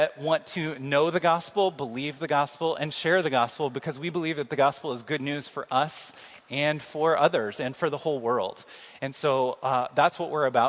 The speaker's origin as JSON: {"language": "English", "town": "Kansas City", "country": "United States", "moved": "as an adult", "lives_now": "Iowa City, United States", "said": "I'm from Kansas City, and in Kansas City, I kind of know where everything is"}